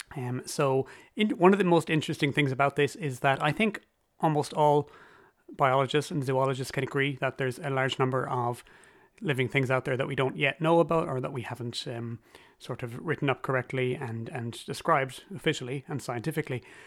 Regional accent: Cork, Munster, Ireland; my hometown is Cork City

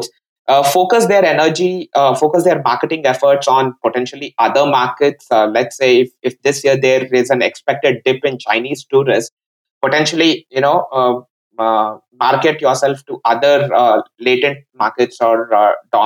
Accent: India; as an Indian

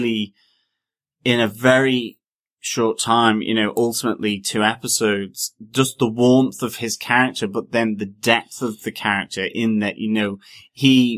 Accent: Ireland; we're an Irish podcast

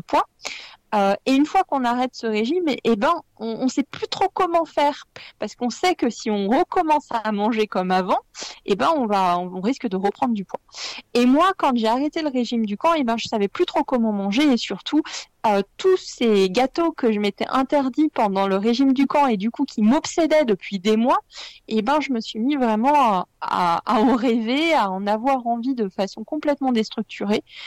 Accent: Lyon, Auvergne-Rhône-Alpes, France; je suis lyonnaise

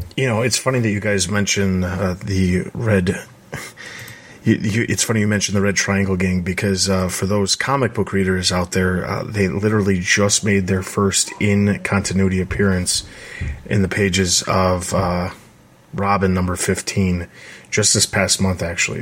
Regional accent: Midwest, United States; I grew up in the Midwest

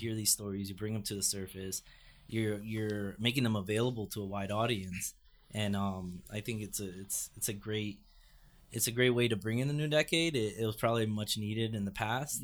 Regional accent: Fort Lauderdale, Florida, United States; now in New York, United States; I grew up in Fort Lauderdale, which is just a half hour north of Miami

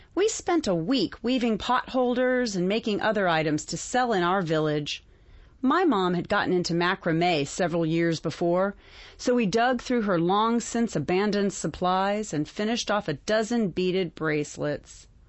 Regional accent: North Carolina, United States; Growing up in North Carolina, growing on, up on the farm

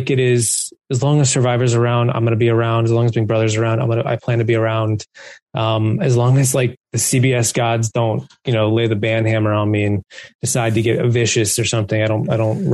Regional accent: East Coast, United States; growing up on the East Coast

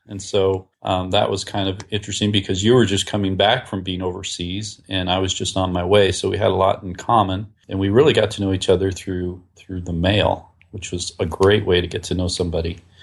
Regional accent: Whidbey Island, Washington, United States; I grew up, uh, outside of Seattle, Washington, on an island, actually, Whidbey Island

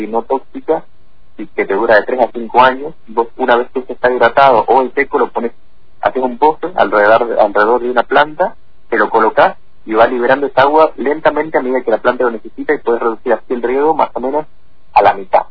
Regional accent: Tucumán, Argentina; moved away as an adult; now in Fernández Oro, Argentina; Y nací ahí en Tucumán, ahí hice mi primaria y secundaria y bueno, a fines de 2015 me mudé acá a Fernández Torres

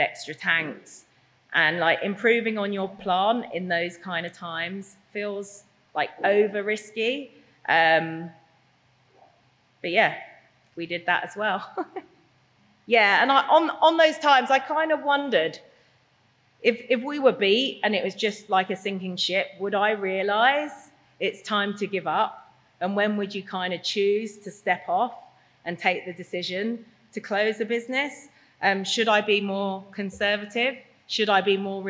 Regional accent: London, United Kingdom; moved away as an adult; now in Norfolk, United Kingdom; I'm a Londoner

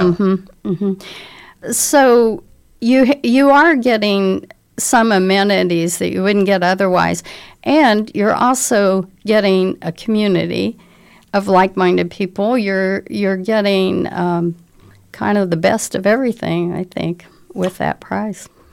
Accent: Indianapolis, Indiana, United States; now in Bloomington, United States; I was raised in Indianapolis

